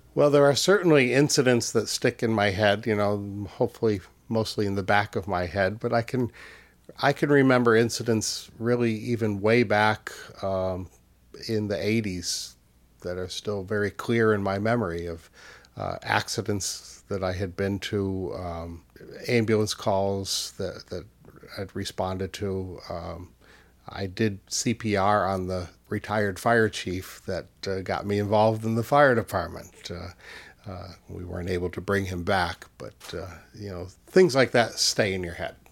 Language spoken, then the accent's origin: English; Easthampton, Massachusetts, United States; in my hometown in, in Western Mass, I grew up in East Hampton